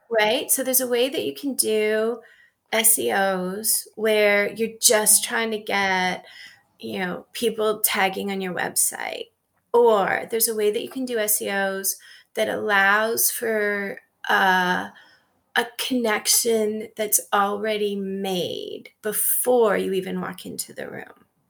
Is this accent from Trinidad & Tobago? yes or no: no; Canada; moved away as an adult; now in United States; I'm Canadian.